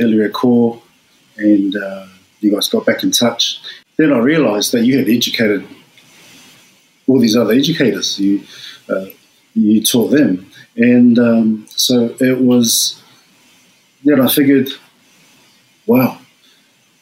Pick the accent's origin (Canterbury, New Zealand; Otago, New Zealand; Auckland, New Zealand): Auckland, New Zealand; moved away as an adult; also born or lived in Tonga (parents) / Sydney, Australia; now in Australia; I grew up in Auckland